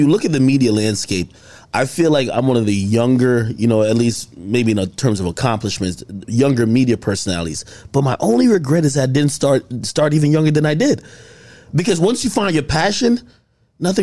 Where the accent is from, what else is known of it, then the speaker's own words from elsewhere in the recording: East Coast, United States; also born or lived in Jamaica; I'm from the East Coast.